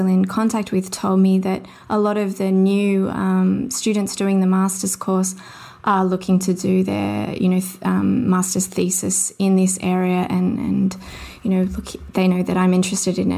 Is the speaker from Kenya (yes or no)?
no; Sydney, New South Wales, Australia; I grew up in Mount Druitt in Sydney, which is sort of a low socioeconomic area